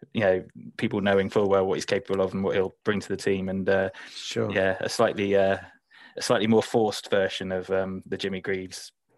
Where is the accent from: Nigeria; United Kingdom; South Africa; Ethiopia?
United Kingdom; Whitchurch; Actually, funny enough, I met Steve Perryman the other day because I'm from Whitchurch, and I was in the social club